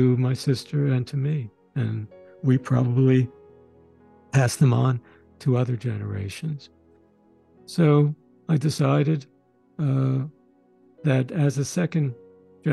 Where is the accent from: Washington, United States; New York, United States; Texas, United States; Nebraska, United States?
New York, United States; New York City; also born or lived in Sweden / Westchester County, New York; We grew up in Brooklyn, in the New York area. But again, as I said, we were born in Sweden